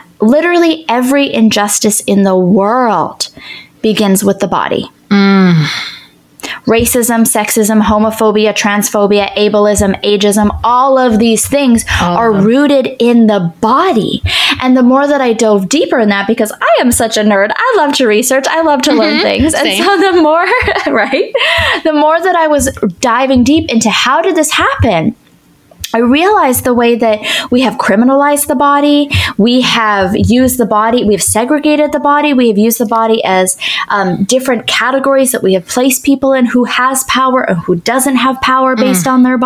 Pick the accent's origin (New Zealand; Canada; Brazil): Canada; also born or lived in Ottawa; So I'm Canadian. I lived in Ottawa.